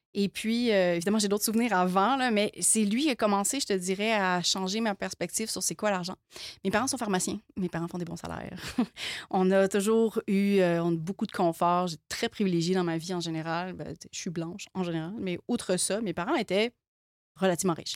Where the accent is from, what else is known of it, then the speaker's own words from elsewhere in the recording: Quebec, Canada; on est Canadien, mais on n'est pas Canadien. On est, on est Québécois. On est Québécois.